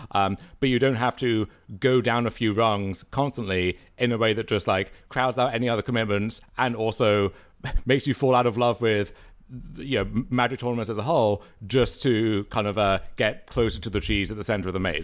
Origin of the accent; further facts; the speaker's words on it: Canada; being Canadian